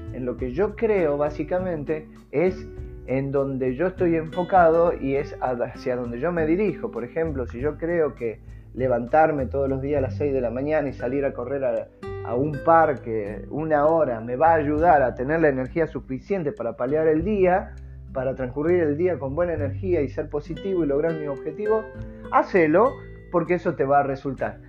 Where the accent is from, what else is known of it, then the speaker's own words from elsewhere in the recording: Rosario, Santa Fe, Argentina; now in Tucumán, Argentina; Rosario Santa Fe, el lugar donde más o menos eh, he pasado mi niñez